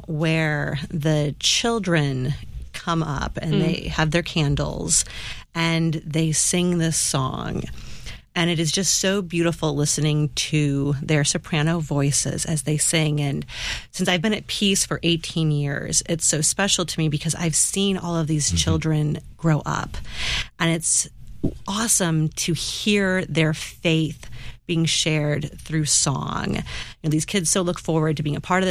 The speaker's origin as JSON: {"language": "English", "town": "St. Louis", "region": "Missouri", "country": "United States", "said": "we're from South County in St. Louis"}